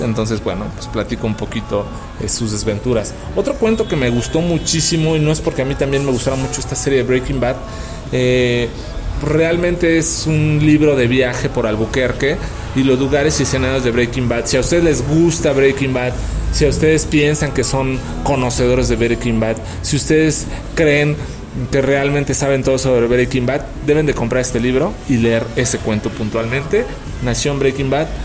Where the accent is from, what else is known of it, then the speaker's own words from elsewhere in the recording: Mexico City, Mexico; me ubica como el chilango